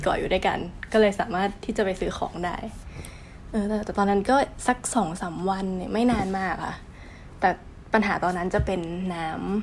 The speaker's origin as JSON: {"language": "Thai", "region": "Chanthaburi", "country": "Thailand", "moved": "as an adult", "lives_now": "Japan", "said": "บ้านอยู่จันทบุรี ที่น้ำท่วมทุกปี"}